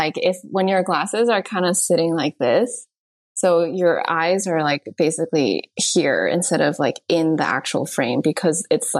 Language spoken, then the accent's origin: English; United States; growing up in America